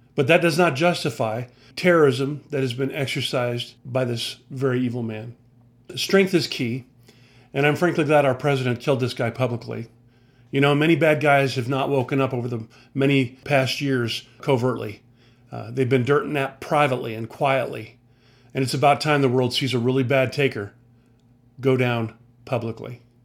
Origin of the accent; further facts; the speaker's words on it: United States; I'm an American veteran who loves my country